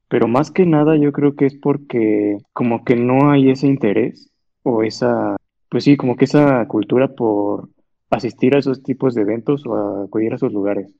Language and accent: Spanish; Mexico; como mexicanos